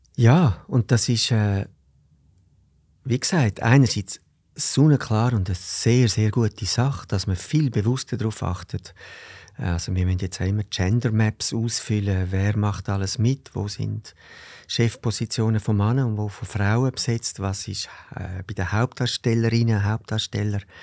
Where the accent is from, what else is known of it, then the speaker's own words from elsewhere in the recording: Zurich, Switzerland; ich bin da in Zürich im Seefeld aufgewachsen